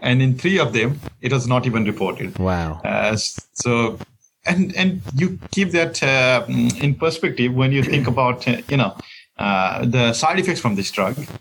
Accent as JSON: {"language": "English", "country": "Nepal", "also_born_or_lived": "Boston, United States", "moved": "as an adult", "lives_now": "Kingston, Canada", "said": "I come from Nepal and in Nepal I guess the first journal article that I ever read was after I completed medical. school"}